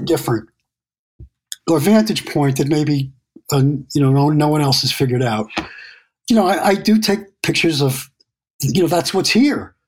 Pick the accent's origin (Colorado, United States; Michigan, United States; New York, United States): New York, United States; New York City; I'm from New York City and in the in the 70s and 80s, it was like you would get mugged on your way to the drugstore.